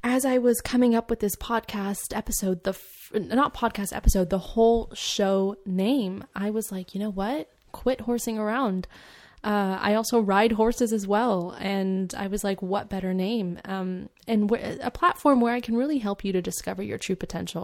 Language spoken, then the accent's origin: English; California, United States; also born or lived in Edmonton, London, United Kingdom; My family, my mom, my dad, and I, we moved out here to California because of my dad's job relocation